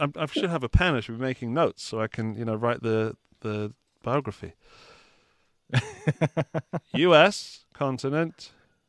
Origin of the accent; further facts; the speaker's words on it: United Kingdom; Being British